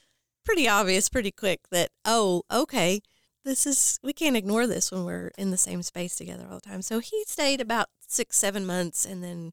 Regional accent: Indiana, United States; now in Owensboro, United States; I was born in Indiana.

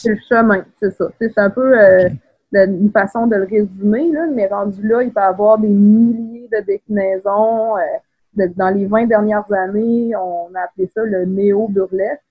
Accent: Quebec City, Quebec, Canada; moved away as an adult; also born or lived in Saint-Élie-de-Caxton; je viens de la ville de Québec. J'ai grandi à Beauport

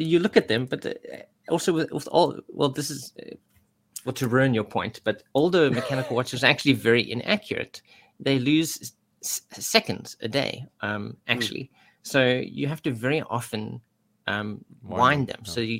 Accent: Tennessee, United States; I was wrong about a lot of things, especially thinking you were British, but then I am from Tennessee.

